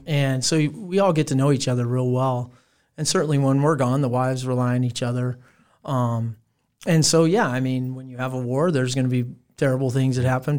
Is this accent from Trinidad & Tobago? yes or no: no; Fremont, Nebraska, United States; I come from Fremont, Nebraska. That's where I was raised.